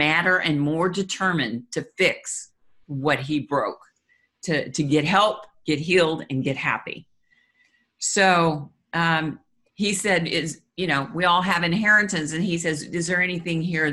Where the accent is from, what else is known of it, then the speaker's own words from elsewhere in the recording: Kansas City, Missouri, United States; moved away as an adult; now in Florida, United States; Kansas City is our hometown